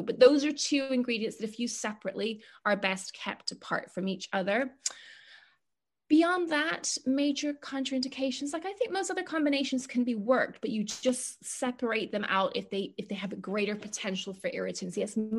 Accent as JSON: {"language": "English", "country": "Ireland", "said": "I'm Irish after all."}